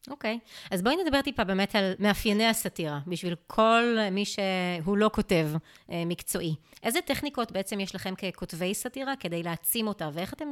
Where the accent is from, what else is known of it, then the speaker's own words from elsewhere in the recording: Israel; מה שנשאר לנו פה בתור ישראלים זה באמת האתוס הצה"לי